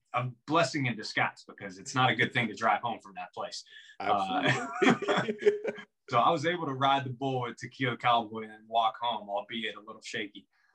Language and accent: English; New Kensington, Pennsylvania, United States; also born or lived in Pittsburgh; I grew up in New Kensington, went to Valley High School, a small suburb, 30 miles, outside of the city. And of course, just grew up like any kind of normal Pittsburgh kid.